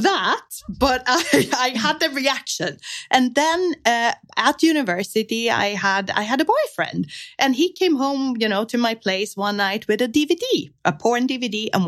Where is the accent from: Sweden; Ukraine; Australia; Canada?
Sweden; I was growing up in Sweden.